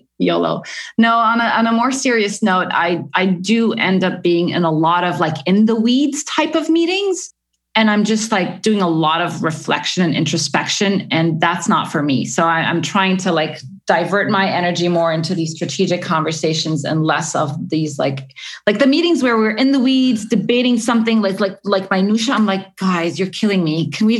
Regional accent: Egypt; also born or lived in Middle East; it follows my journey growing up in the Middle East as a nice Egyptian girl

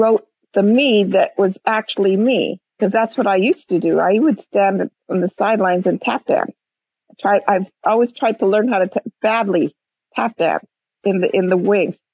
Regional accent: Hawaii, United States; I am Hawaiian

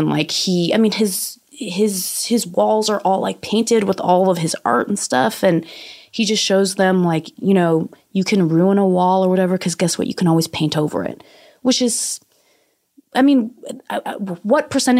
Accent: San Francisco, California, United States; I grew up in San Francisco, which is like Asian Wakanda.

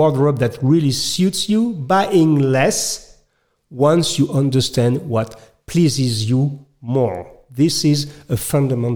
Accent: France; accent: French; English is a second language; I'm French. You can notice my accent.

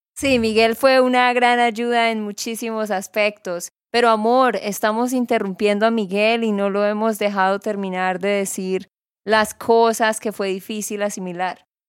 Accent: Santander, Colombia; de Santander, Colombia

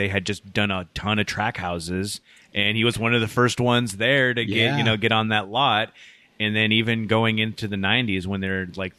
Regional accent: University Place, Washington, United States; I grew up in University Place.

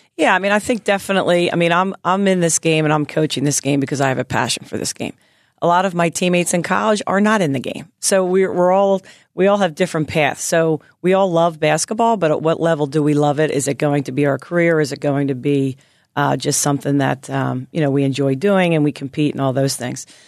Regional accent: Philadelphia, Pennsylvania, United States; moved away as an adult; also born or lived in Nashville, Tennessee; growing up in Philly

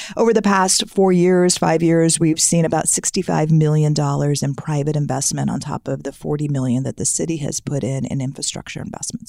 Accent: United States; now in Shawnee, United States; I grew up on the Mississippi River, and so, so much of our town was centered around down the river

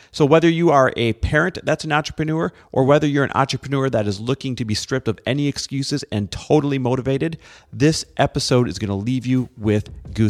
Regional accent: Midwest, United States; now in California, United States; I grew up in the Midwest.

